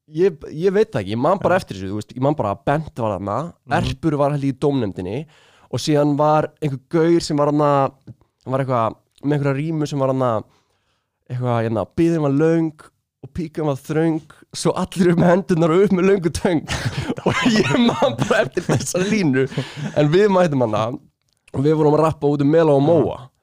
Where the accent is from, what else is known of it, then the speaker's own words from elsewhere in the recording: Reykjavík, Capital Region, Iceland; ég var í úlingadældi í austubæðskóla